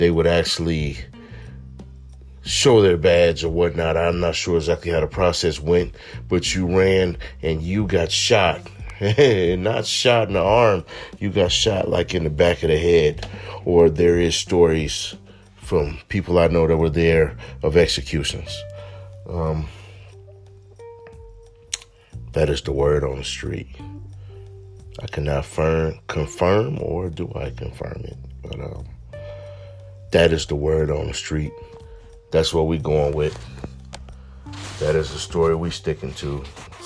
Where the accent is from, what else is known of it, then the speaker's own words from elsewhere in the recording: Detroit, Michigan, United States; my hometown, Detroit, Michigan. I love it so much. I lived there for 42 years of my life.